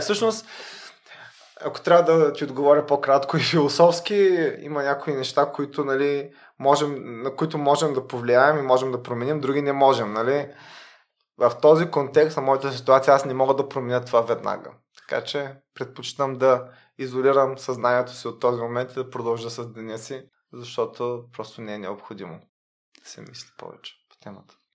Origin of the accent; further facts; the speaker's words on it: Varna, Varna Province, Bulgaria; moved away as an adult; also born or lived in Sofia / Belgium / Netherlands; now in Luxembourg; аз поне съм от Варна